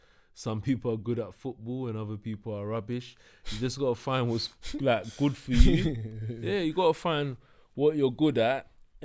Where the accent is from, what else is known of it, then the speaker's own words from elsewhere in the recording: Ghana; Ghanaian, brother.